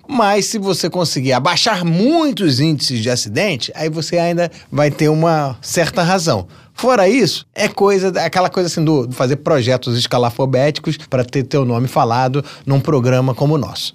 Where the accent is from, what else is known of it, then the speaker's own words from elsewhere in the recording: Brazil; a gente, como brasileiro, torce para que o Brasil apareça mais